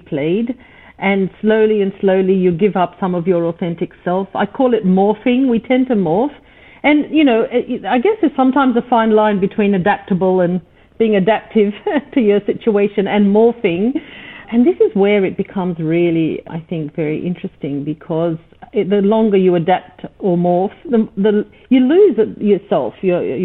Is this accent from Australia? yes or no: yes; Australia; also born or lived in East Africa; I'm from East Africa. I was Persian heritage, grown up in Australia, mind you, so at least having the language skills.